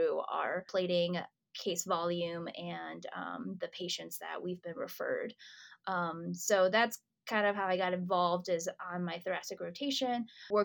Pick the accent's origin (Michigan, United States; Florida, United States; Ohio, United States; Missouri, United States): Michigan, United States; Detroit; moved away as an adult; also born or lived in Beijing, China / Chicago; now in Indianapolis, United States; I came to the U.S. when I was 4 years old. I grew up around the suburbs of Detroit